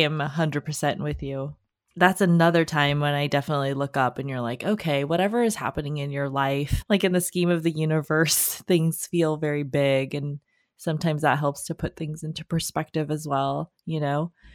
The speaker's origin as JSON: {"language": "English", "town": "Los Angeles", "region": "California", "country": "United States", "tie": "born or raised there", "said": "I grew up in Los Angeles"}